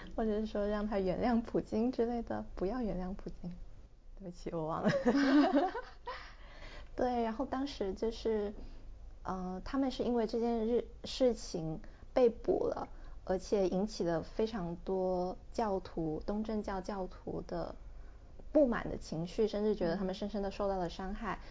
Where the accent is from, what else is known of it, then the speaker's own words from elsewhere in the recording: China; now in Hong Kong; 我们两个来自大陆暂居在香港的女性